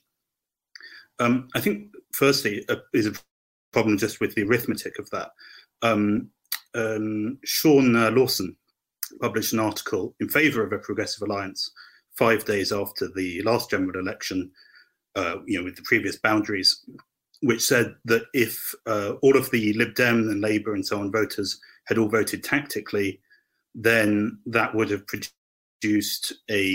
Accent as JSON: {"language": "English", "area": "Hampshire", "region": "South East England", "country": "United Kingdom", "said": "I'm from Hampshire"}